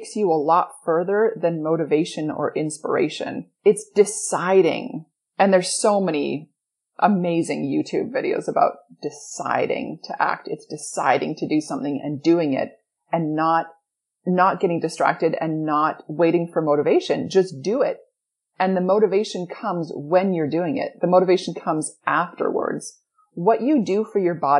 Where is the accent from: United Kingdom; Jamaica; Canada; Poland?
Canada; Edmonton, Alberta; moved away; I grew up in Edmonton, Alberta, Canada. I grew up in darkness and in cold